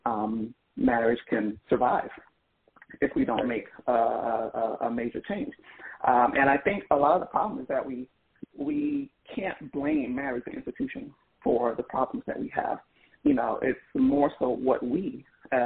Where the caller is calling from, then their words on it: Philadelphia, Pennsylvania, United States; calling from Philadelphia